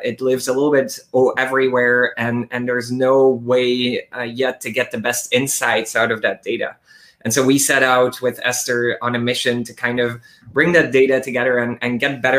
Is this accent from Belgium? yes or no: yes; Belgium; moved away as an adult; now in New York City, United States; I'm the CEO and co-founder of Esther. I'm a food scientist, born and raised in Belgium, moved to New York City about 4 years ago